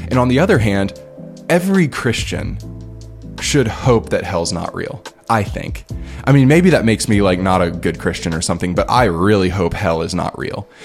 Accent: United States; moved away as an adult; now in Liberia; me being an American

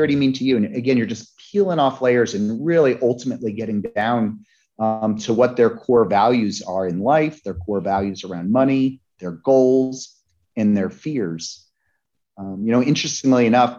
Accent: Lake Placid, New York, United States; the Olympics came to my hometown in Lake Placid, New York. I was 12 in 1980

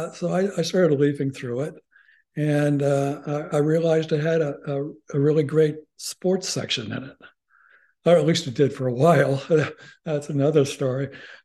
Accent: Columbus, Ohio, United States; Columbus, Ohio, which is my hometown.

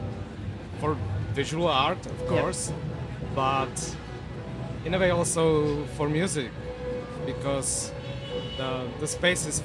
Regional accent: Czechia; I'm from the Czech Republic

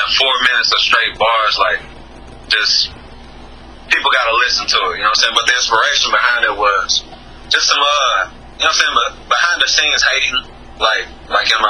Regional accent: Maysville, Kentucky, United States; in my hometown, man, in Maysville, Kentucky

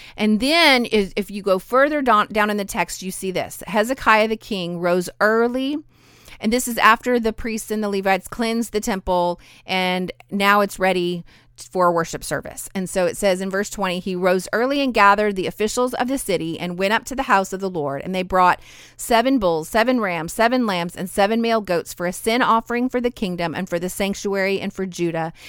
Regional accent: Idaho, United States; my hometown in Idaho

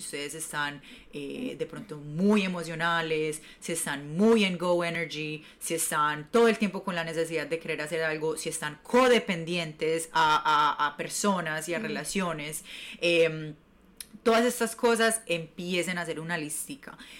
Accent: Medellín, Antioquia, Colombia; moved away as an adult; now in New York, United States; yo soy de Medellín, Colombia, llevo viviendo siete años en Nueva York

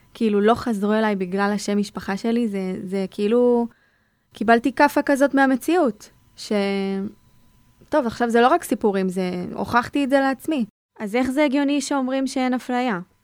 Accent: Sderot, Southern District, Israel; אני משדרות

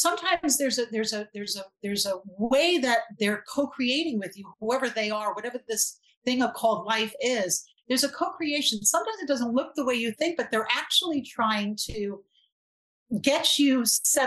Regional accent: New York City, New York, United States; I grew up in Brooklyn

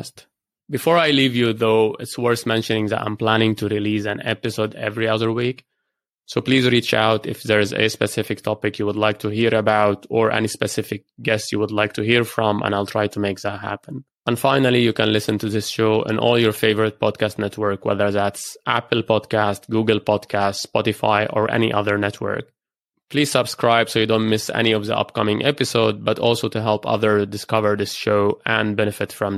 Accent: Lebanon; moved away as an adult; also born or lived in Edinburgh / Beirut / Cambridge / Dubai; I grew up in Lebanon

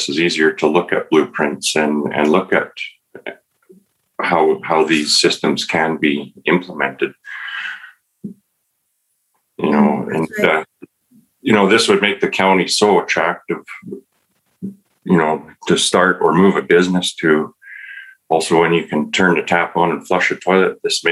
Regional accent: Camrose, Alberta, Canada; I grew up in Camrose, and after graduating high school, I ended up with a job that summer

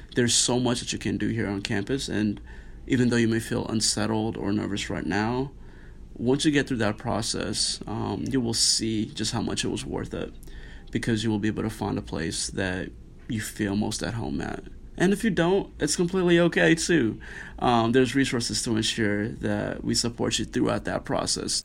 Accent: Nairobi, Kenya; also born or lived in Arlington, Texas; now in Notre Dame, United States; I grew up in uh, Nairobi, Kenya

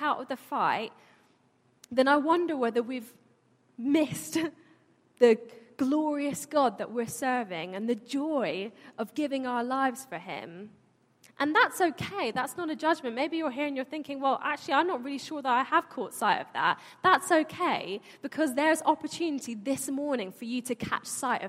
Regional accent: London, United Kingdom; I was born here, but my family were born and brought up in Iran.

